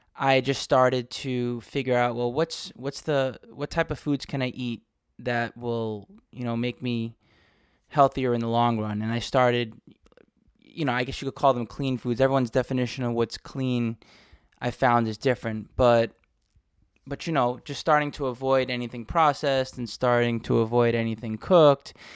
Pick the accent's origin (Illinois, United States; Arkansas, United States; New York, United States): New York, United States; New York City; I grew up in New York City